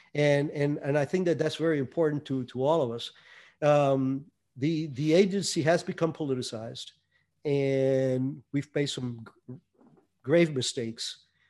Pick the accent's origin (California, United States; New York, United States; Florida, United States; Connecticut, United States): Florida, United States; Hialeah; also born or lived in Cuba; me growing up in Hialeah